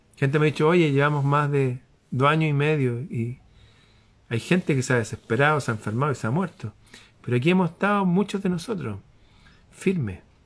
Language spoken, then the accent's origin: Spanish; Chile; mi país